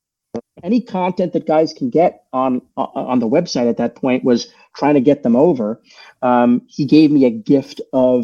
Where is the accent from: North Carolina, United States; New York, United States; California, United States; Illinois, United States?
New York, United States; Long Island; moved away as an adult; also born or lived in Brooklyn, New York; now in New Jersey, United States; I grew up on Long Island